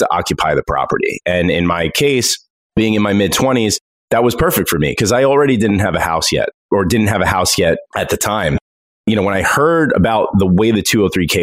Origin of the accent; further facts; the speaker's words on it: Long Island, New York, United States; I grew up in Long Island, but I moved to New York City for a little while